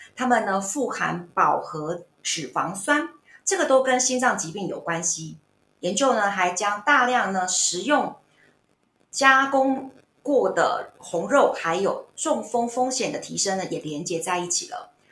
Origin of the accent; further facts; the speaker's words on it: Taiwan; 我们台湾人其实很遵从日本的养生